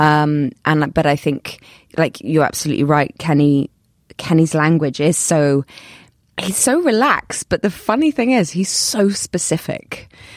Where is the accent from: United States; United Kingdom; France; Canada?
United Kingdom; London; accent: British; people kind of know me as a British actor 'cause of my accent and 'cause I'm from London